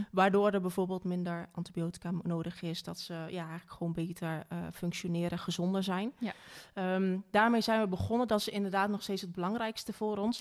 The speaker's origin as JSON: {"language": "Dutch", "town": "Wageningen", "region": "Gelderland", "country": "Netherlands", "tie": "born or raised there", "said": "Ik ben geboren in Wageningen"}